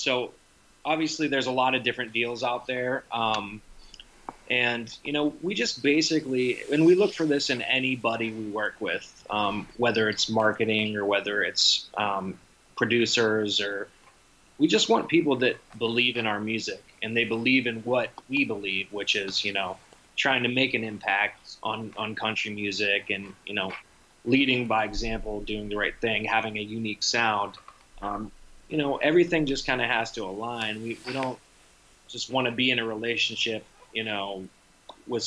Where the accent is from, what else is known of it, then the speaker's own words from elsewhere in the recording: Pittsburgh, Pennsylvania, United States; now in New Jersey, United States; My hometown of Pittsburgh